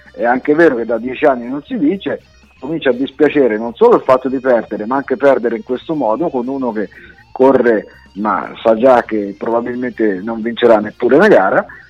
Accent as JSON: {"language": "Italian", "region": "central Italy", "country": "Italy", "tie": "born or raised there", "said": "mi ricordo quando ero bambino al mio paese"}